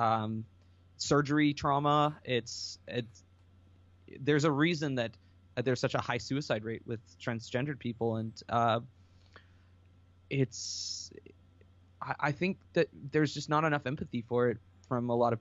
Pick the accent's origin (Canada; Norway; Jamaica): Canada